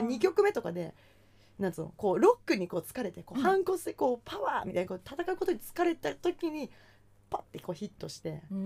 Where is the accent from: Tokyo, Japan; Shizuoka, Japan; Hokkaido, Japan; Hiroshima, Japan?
Tokyo, Japan; Oizumigakuen; 大泉学園に私住んでたけど